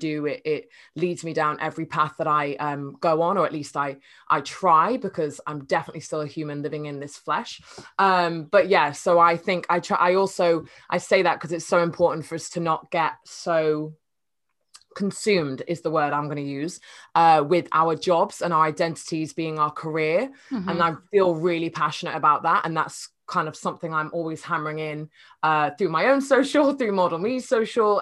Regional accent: Cheshire, North West England, United Kingdom; moved away as an adult; also born or lived in Nottingham; now in London, United Kingdom; I'm from Cheshire, a tiny little village in Cheshire, which is near Manchester

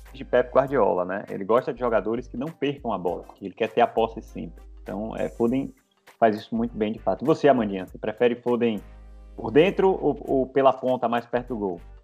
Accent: Bahia, Brazil; Eu, como um bom baiano

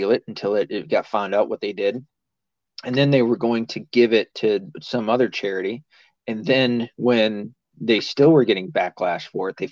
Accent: the South, United States; I'm from the South

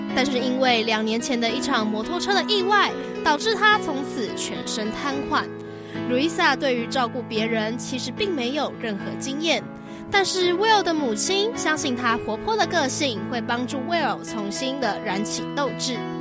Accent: Taiwan; 我是台湾人

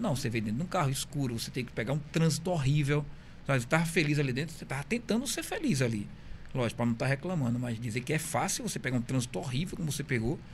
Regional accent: Bahia, Brazil; moved away as an adult; Eu sou baiano, mas há 20 anos eu moro aqui

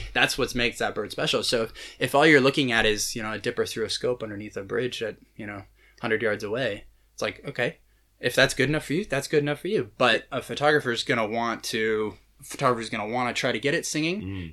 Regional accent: California, United States; I grew up in California

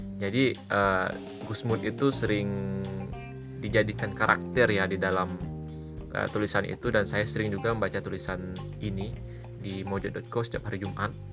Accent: Jambi, Indonesia; ke Jambi gitu ke kota saya

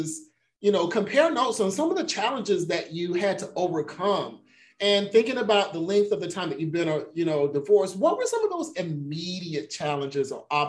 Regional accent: South Carolina, United States; I'm from South Carolina

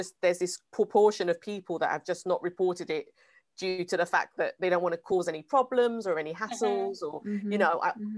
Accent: United Kingdom; I'm British

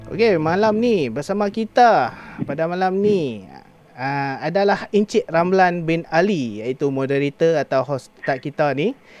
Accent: Kedah, Malaysia; now in Changlun, Malaysia; balik kampung saya di Sek Kedah

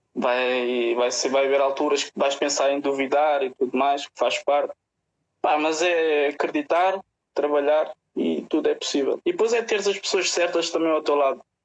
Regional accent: Portugal; also born or lived in Musgueira; sou daqui do bairro da Cruz Vermelha

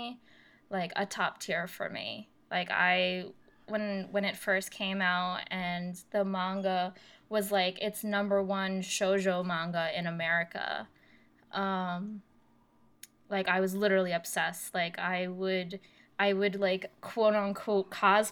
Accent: New Jersey, United States; I was growing up in North Jersey, in New Jersey

